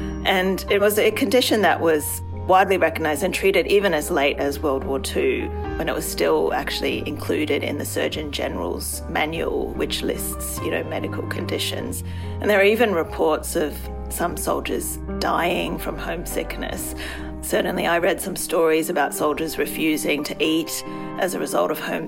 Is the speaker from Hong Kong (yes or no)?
yes; Hong Kong; moved away as an adult; now in Australia; Well, I moved to Australia from Hong Kong to study at university, and that's now more than 20 years ago.